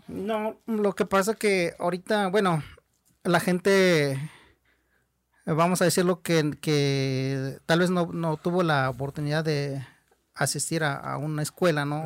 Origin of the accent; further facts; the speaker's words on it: Mexico; first language Huichol; Spanish is a second language; de ser huichol, de hablar nuestra lengua, de vestir nuestra ropa, de llevar nuestro arte